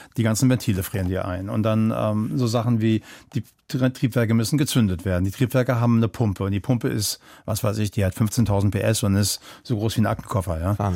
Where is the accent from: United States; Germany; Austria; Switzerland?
Germany; Kelkheim, Hesse; moved away as an adult; also born or lived in Berlin; die Familie ist nicht nach Frankfurt, sondern neben Frankfurt gezogen. Kleiner Ort, Kelkheim. Okay. Ähm, und, und da bin ich dann halt auch aufgewachsen, groß geworden.